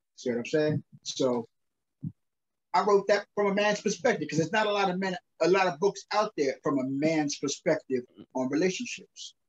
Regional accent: New York City, New York, United States; also born or lived in Brownsville, Brooklyn, New York; I grew up in uh South Jamaica, Queens, New York

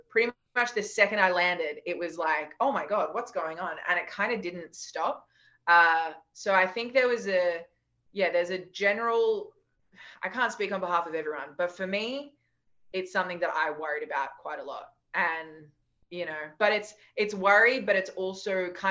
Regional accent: Australia; we're Australian and we're tall and we have black hair

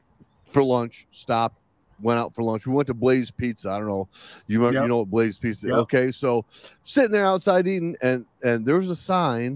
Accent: Chicago, Illinois, United States; I'm from Chicago

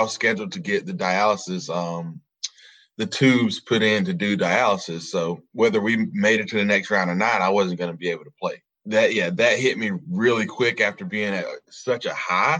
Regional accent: South Georgia, United States; We grew up in South Georgia

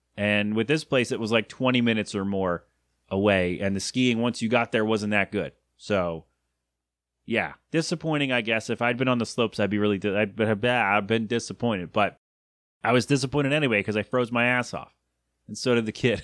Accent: United States; an American

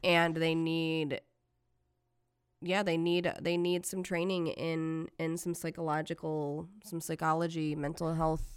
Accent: Detroit, Michigan, United States; accent: flat; I'm from Detroit.

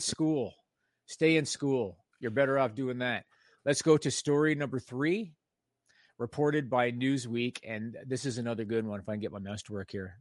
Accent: Canada; I'm Canadian

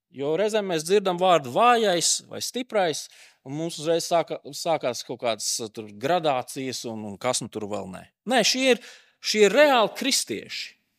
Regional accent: Latvia; esam tomēr latvieši

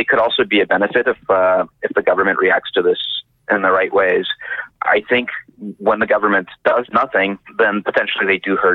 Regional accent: San Diego, California, United States; moved away as an adult; also born or lived in New York City / London; now in Vancouver, Canada; I grew up in San Diego.

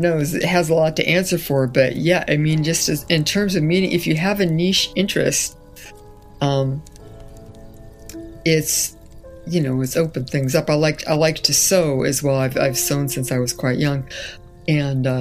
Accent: Castro Valley, California, United States; also born or lived in Fresno, California; we grew up in Castro Valley

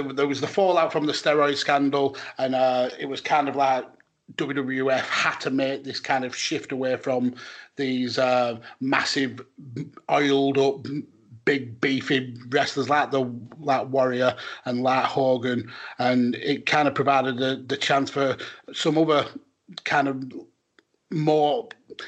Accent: United Kingdom; as a British fan

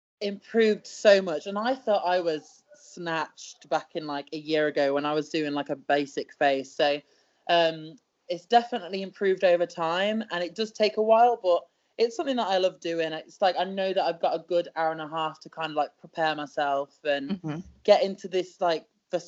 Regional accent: United Kingdom; So I am a British wrestler

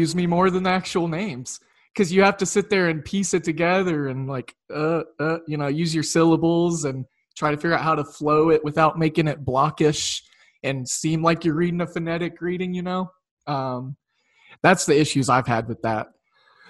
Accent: Oklahoma, United States; growing up in Oklahoma

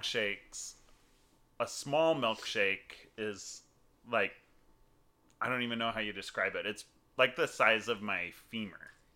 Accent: California, United States; moved away; I grew up in California

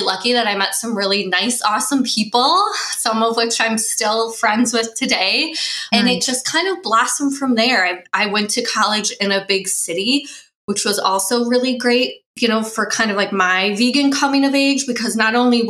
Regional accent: Midwest, United States; I grew up in the Midwest, kind of traditional meat and potatoes diet as a kid.

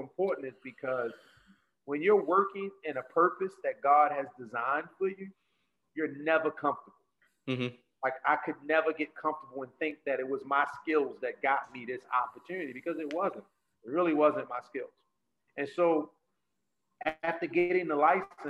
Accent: Baltimore, Maryland, United States; Growing up in Baltimore City

